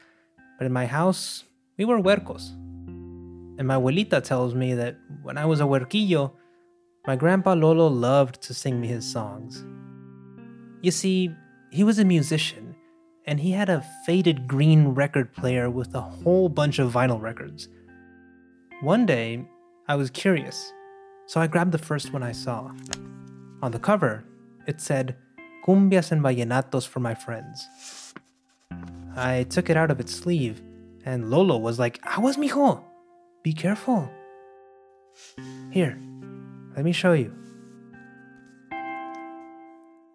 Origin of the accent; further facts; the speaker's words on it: Monterrey, Nuevo León, Mexico; moved away as an adult; now in New York, United States; I'm from Monterrey, in northeastern Mexico, and several years ago, life led me across the border to New York. But destiny has now brought me back to visit my hometown